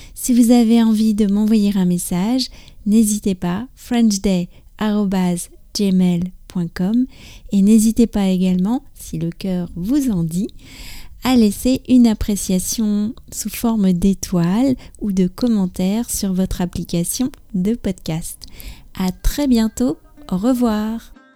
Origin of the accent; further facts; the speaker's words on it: France; je suis française